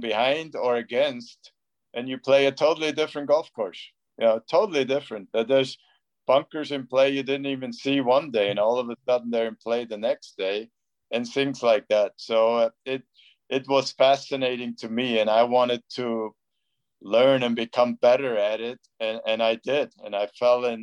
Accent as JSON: {"language": "English", "region": "Bavaria", "country": "Germany", "tie": "born or raised there", "said": "where I grew up in Bavaria."}